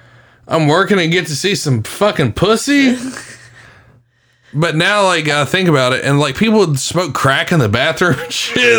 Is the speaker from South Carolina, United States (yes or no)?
yes; Windy Hill, South Carolina, United States; I remember coming down here in 2001. I moved to Myrtle Beach. And I grew up in Windy Hill, like literally a mile from Atlantic Beach.